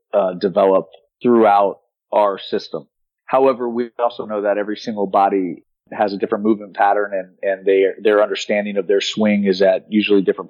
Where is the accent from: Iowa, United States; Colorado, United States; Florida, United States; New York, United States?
Florida, United States; South; I'm from South Florida and I'm at the university that was 3 miles from my house growing up.